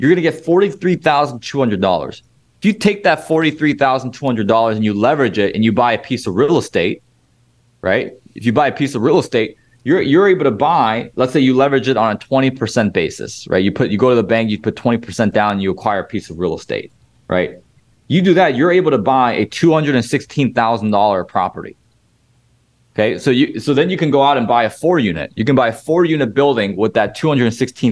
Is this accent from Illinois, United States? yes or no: yes; Illinois, United States; I've done most of my deals here in Illinois, my home state